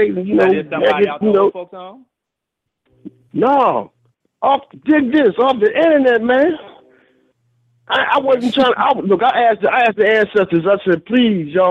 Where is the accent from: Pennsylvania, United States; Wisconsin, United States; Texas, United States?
Pennsylvania, United States; Philadelphia; growing up in West Philly